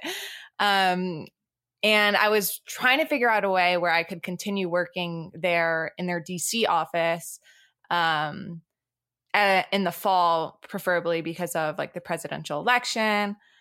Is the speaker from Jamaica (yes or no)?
no; France; moved away; also born or lived in Boston / Colorado Springs; I have dual, dual citizenship, so I'm originally from France.